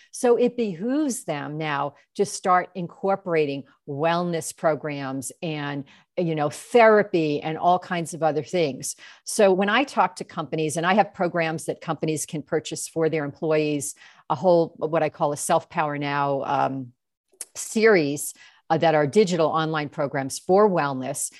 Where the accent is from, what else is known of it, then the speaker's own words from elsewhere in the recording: New York, United States; moved away; I'm from New York originally